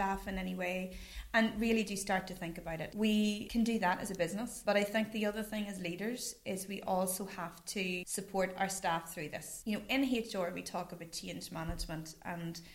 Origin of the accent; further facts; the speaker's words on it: Newry, Northern Ireland, United Kingdom; I'm born and bred in Newry. I'm from Killeavy.